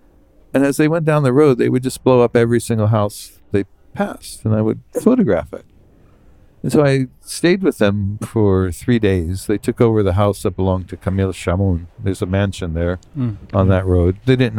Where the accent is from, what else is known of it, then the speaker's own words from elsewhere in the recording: Beirut, Beirut Governorate, Lebanon; I said, I'm a Newsweek correspondent. I'm from Beirut.